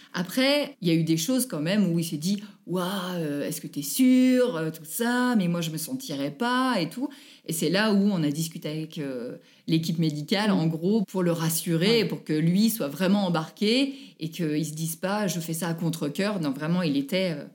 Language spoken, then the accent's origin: French; Annecy, Auvergne-Rhône-Alpes, France; je suis née à Annecy, j'habite à Poisy, en Haute-Savoie, tout près d'Annecy.